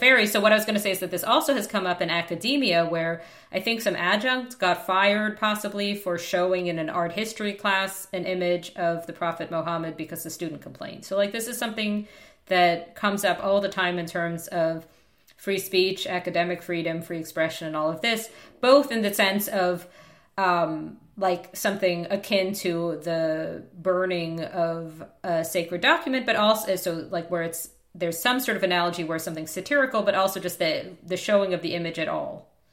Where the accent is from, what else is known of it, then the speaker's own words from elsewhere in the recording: United States; I'm American